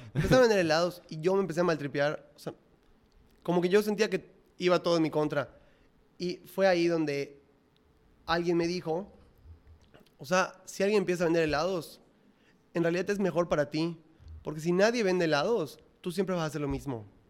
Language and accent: Spanish; Mérida, Yucatán, Mexico; yo soy de Mérida, no, no, nada que ver con México